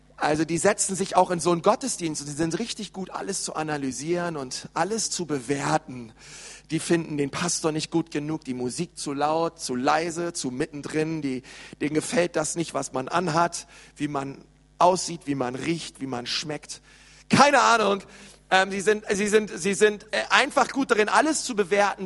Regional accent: Berlin, Germany; ich bin in Berlin aufgewachsen

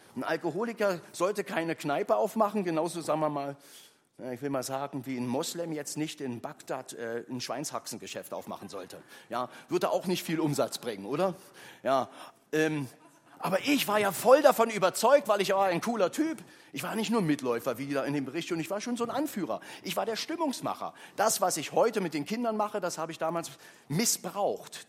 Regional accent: Berlin, Germany; also born or lived in Köpenick; Also ich bin groß geworden in Ostberlin

